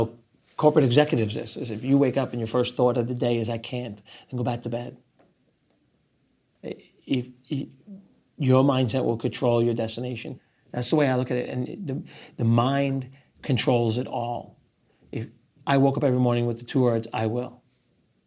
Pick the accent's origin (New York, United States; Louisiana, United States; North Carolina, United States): New York, United States; also born or lived in Rockaway Beach, Queens, New York; I'm still a New Yorker